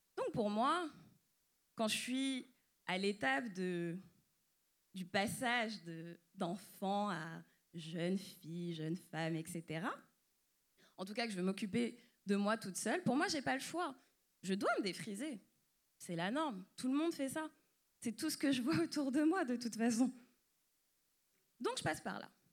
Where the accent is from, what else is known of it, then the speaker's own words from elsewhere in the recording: France; suis née, j'ai grandi en France et je suis d'origine martiniquaise